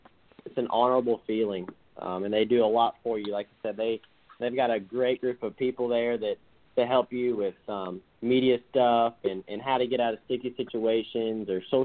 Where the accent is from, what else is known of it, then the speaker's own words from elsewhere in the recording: Alabama, United States; I'm from Alabama, so there's not many tall buildings around here.